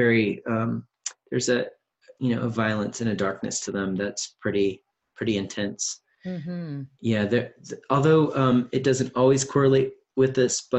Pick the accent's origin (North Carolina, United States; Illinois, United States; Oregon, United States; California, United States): Illinois, United States; Central; I'm from Central Illinois, so Midwest people